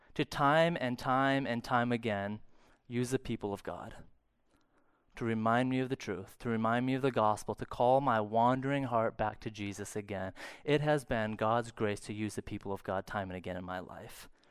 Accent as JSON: {"language": "English", "town": "St. Cloud", "region": "Minnesota", "country": "United States", "tie": "born or raised there", "said": "I grew up in Saint Cloud"}